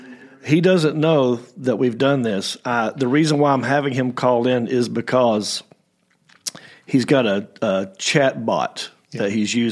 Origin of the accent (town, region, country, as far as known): Southern United States, United States; accent: Southern